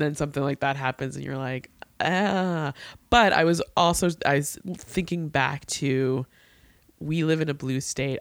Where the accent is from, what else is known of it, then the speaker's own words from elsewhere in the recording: New York, United States; I, as a New Yorker